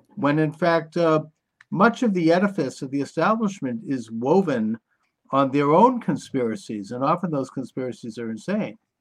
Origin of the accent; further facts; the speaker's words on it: United States; as an American